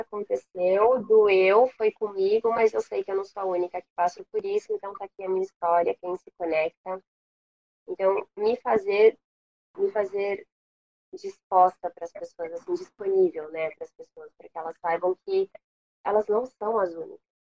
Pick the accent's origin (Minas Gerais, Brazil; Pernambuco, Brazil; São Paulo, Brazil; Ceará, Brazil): São Paulo, Brazil; moved away as an adult; also born or lived in Washington, D.C., United States; now in Rio de Janeiro, Brazil; Eu não sou daqui, eu sou de São Paulo